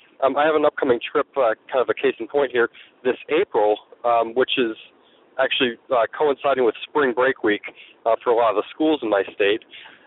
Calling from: New Hampshire, United States; I'm from New Hampshire.

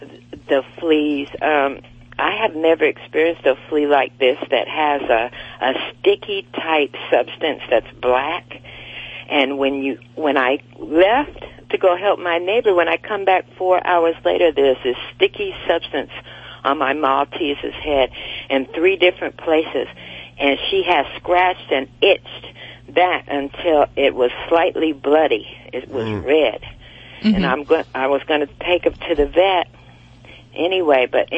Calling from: Torrance, California, United States; I am calling from Torrance, California.

